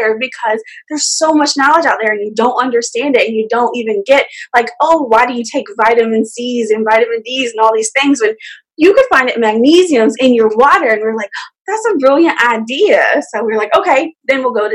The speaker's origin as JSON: {"language": "English", "region": "Georgia", "country": "United States", "tie": "born or raised there", "moved": "as an adult", "lives_now": "Washington, D.C., United States", "said": "I'm from Georgia, born and raised. Well, not born, but I grew up there my whole life."}